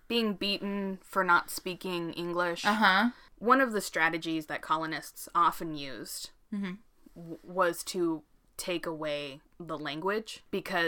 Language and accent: English; United States; I was born in America